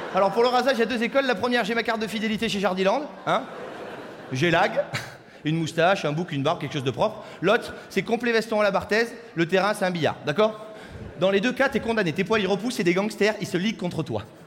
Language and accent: French; Saint-Émilion, Nouvelle-Aquitaine, France; je viens de Saint-Émilion.